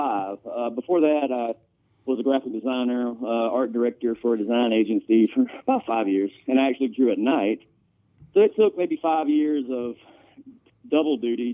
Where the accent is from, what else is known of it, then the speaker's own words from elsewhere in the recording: Georgia, United States; now in Greenville, United States; I grew up in Georgia. It's a Georgia phone number, but I live in South Carolina, Greenville, South Carolina.